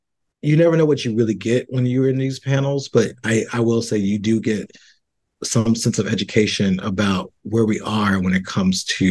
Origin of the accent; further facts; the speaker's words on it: the South, United States; I grew up in the South.